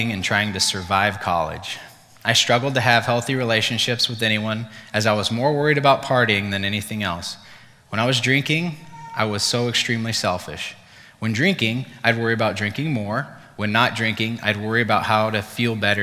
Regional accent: Durango, Colorado, United States; moved away as an adult; also born or lived in Fort Collins, Colorado; I decided I needed to get out of my hometown

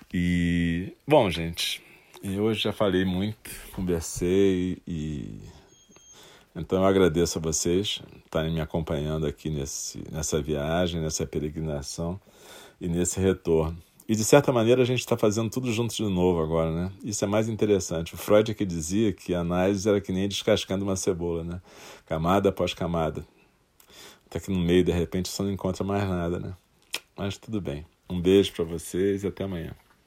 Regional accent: Brazil; also born or lived in Rio de Janeiro, Brazil; preciso de um tempo para voltar para a minha terra e negociar uma forma de voltar a viver lá

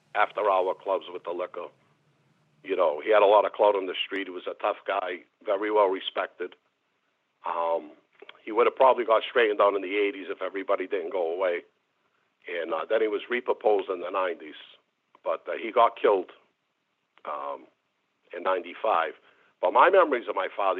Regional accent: Boston, Massachusetts, United States; I was born in the North End in Little Italy. And my mother and father got divorced at a young age. And we moved to East Boston

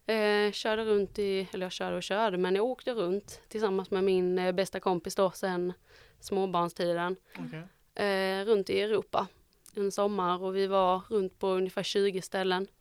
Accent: Osby, Skåne, Sweden; Jag är från Osby

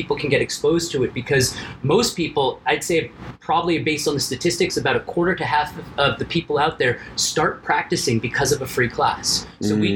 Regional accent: Miami, Florida, United States; I'm from Miami

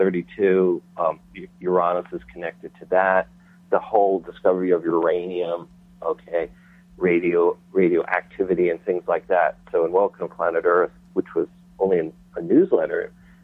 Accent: New York, United States; I was raised in New York

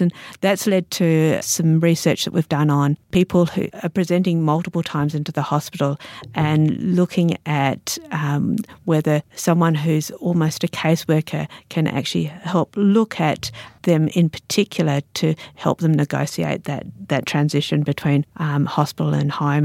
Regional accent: Australia; also born or lived in Sydney / New Zealand; now in Alice Springs, Australia; as an Australian

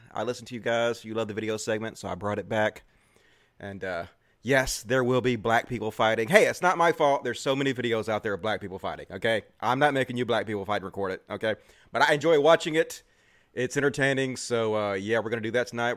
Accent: Mississippi, United States; I grew up in Mississippi

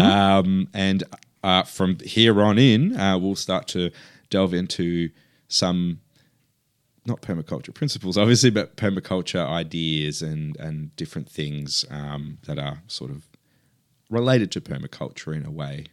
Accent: near Padrón, Galicia, Spain; now in Australia; the northwest of S-, the Spanish Peninsula, um, where I'm from. Um, from a t, a town called Padron, which is very close to my hometown.

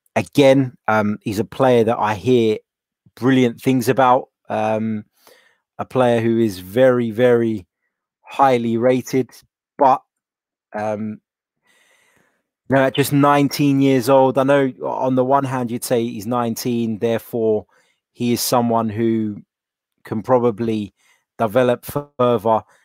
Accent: London, United Kingdom; I was born here in London

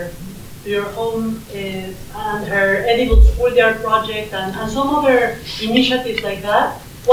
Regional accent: Mexico; moved away; I am from Mexico

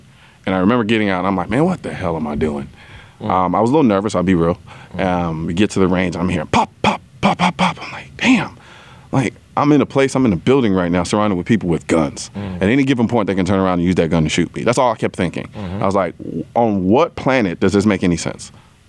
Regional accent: Houston, Texas, United States; I'm Houston, Texas.

